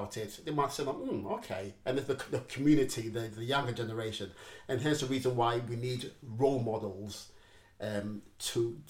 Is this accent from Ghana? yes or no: yes; Ghana; I'm Ghanaian